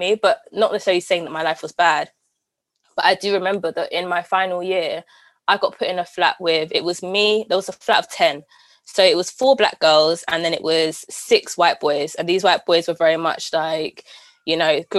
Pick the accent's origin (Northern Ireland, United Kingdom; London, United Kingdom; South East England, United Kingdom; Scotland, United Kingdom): London, United Kingdom; Camden, the greatest borough in the world